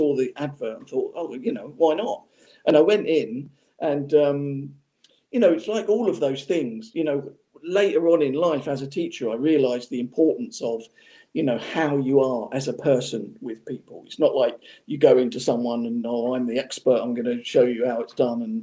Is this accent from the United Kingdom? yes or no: yes; Portsmouth, South East England, United Kingdom; Portsmouth, which was my hometown at the time where I was from